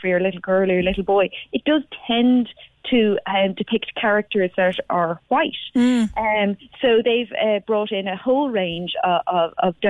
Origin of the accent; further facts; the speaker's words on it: Dublin, Leinster, Ireland; growing up in South Dublin